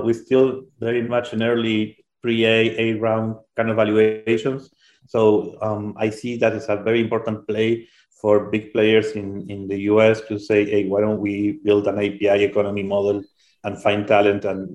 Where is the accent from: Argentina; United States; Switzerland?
Argentina; I'm a banker from Argentina